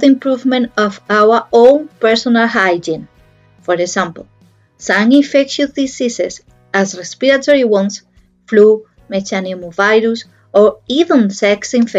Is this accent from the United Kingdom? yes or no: no; Madrid, Community of Madrid, Spain; English is a second language; now in Algeciras, Spain; although I'm living in Algeciras, I'm from Madrid